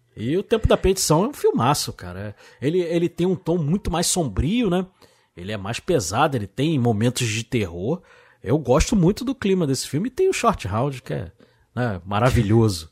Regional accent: Rio de Janeiro, Brazil; eu sou do Rio de Janeiro, né, assisti lá na Tijuca

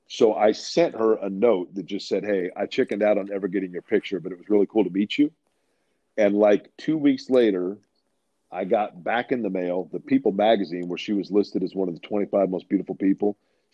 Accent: Indianapolis, Indiana, United States; then I mentioned that I was from Indianapolis, and I was interning in New York, or in MTV.

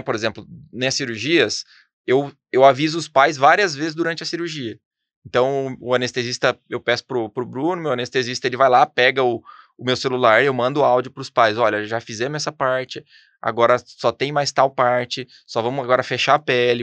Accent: Ribeirão Preto, São Paulo, Brazil; moved away as an adult; now in São José dos Campos, Brazil; eu sou de Ribeirão Pretano

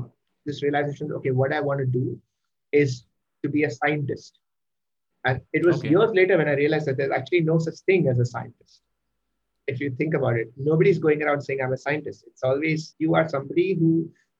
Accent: Mumbai, Maharashtra, India; I am born and brought up in Mumbai and I've been in Mumbai my whole life, although my ancestors are from Kerala.

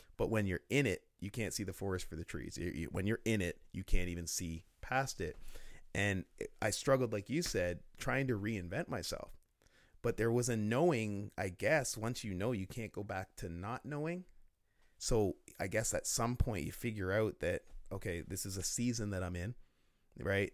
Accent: Oshawa, Ontario, Canada; I'm from Oshawa

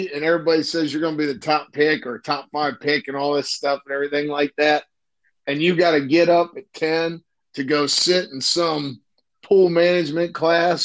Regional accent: Akron, Ohio, United States; moved away; I'm from Akron, Ohio area.

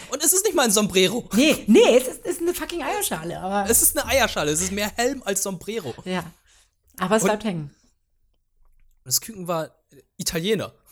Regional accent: Germany; first language Vietnamese; ich bin ja zweisprachig aufgewachsen, überwiegend vietnamesisch und bei uns lief dann die ganze Zeit der Fernseher, weil ich dann dementsprechend auch ein bisschen Deutsch dabei gelernt habe

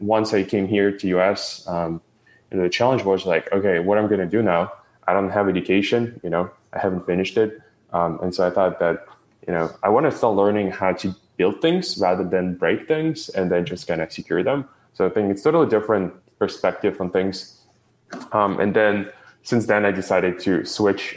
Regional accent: Ukraine; moved away; I was born in Ukraine

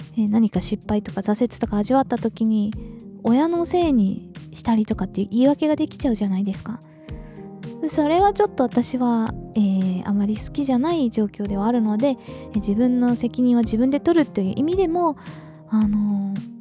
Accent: Okinawa, Japan; 私は日本人として沖縄で生まれ育ってる

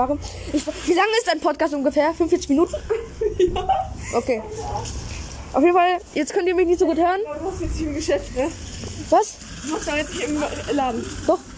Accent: Germany; Wir sind jetzt zwei Kanacken. Nein. Ah, wir sind Deutsche.

